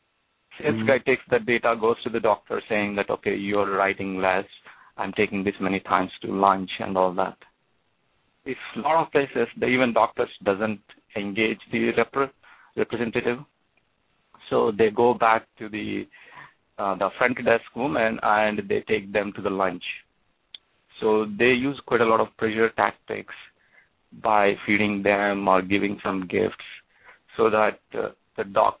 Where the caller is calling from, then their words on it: New Jersey, United States; I'm calling from New Jersey.